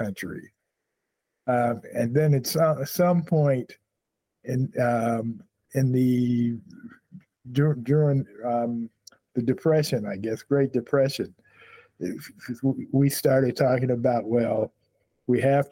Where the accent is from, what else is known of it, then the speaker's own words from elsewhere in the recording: Chicago, Illinois, United States; I'm a Chicagoan too